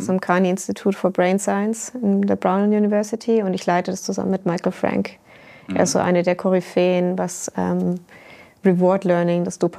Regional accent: Germany; moved away; Ich komme ja ursprünglich aus Deutschland. Ich vermisse es auch ab und zu, aber die deutsche akademische Landschaft ist äh, nicht immer ganz so einfach zu navigieren.

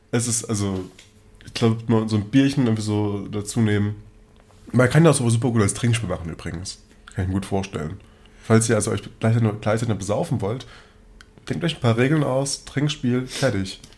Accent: Germany; bei uns in Deutschland

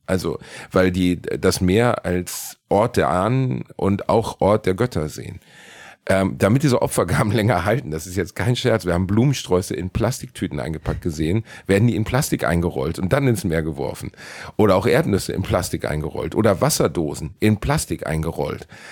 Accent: Germany; Ich komme aus Deutschland

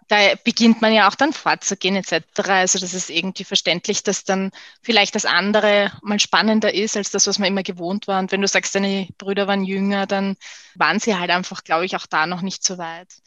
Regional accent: Vienna, Austria; Ich bin relativ im Herzen von Wien groß geworden

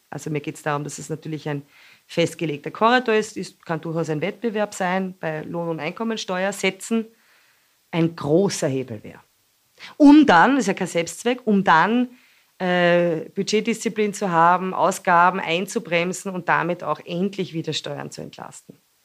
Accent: Austria; bei uns in Österreich

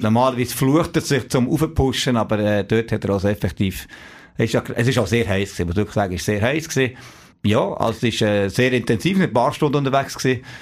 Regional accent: Neuchâtel, Switzerland; Ich komme aus, also aus Neuenburg, aus Sambles, so ein kleines Dorf neben Neuenburg.

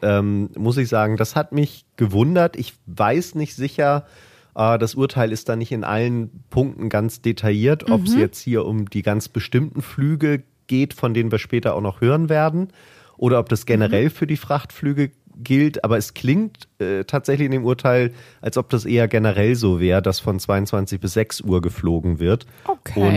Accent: Hamburg, Germany; als Hamburger natürlich sowieso ähm, der Hafen äh, direkt äh, vor der Haustür

